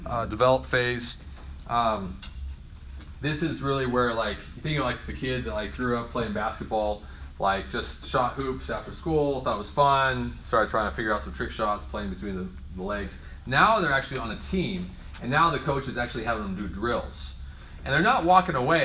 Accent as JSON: {"language": "English", "region": "Oregon", "country": "United States", "tie": "born or raised there", "moved": "yes", "said": "I grew up in Oregon, you go salmon fishing all the time"}